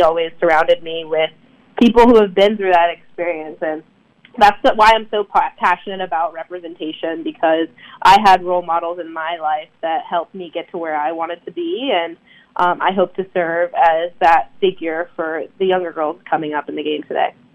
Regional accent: Durham, North Carolina, United States; growing up in the Durham area

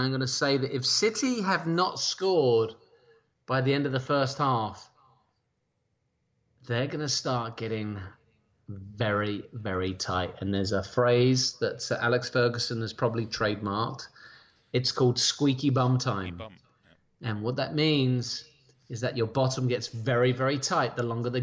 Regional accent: England, United Kingdom; I am English

